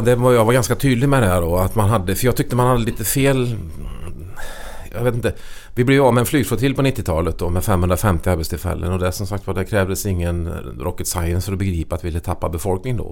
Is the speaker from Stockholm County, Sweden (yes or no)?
no; Karlsborg, Västra Götaland, Sweden; Jag är född och uppväxt i Karlsborgs kommun då, som ligger ut med Vätternstrand uppe i norra delen av Vättern